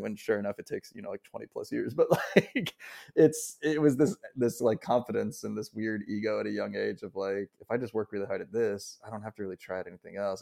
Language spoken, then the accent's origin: English; Pittsburgh, Pennsylvania, United States; moved away as an adult; now in New York, United States; I'm from Pittsburgh. I moved to New York after, after college in two thousand twelve